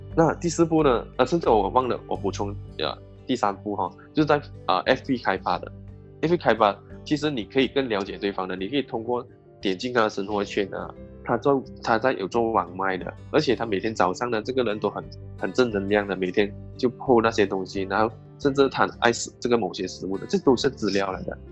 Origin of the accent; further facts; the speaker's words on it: Malaysia; also born or lived in Singapore; 我是来自马来西亚的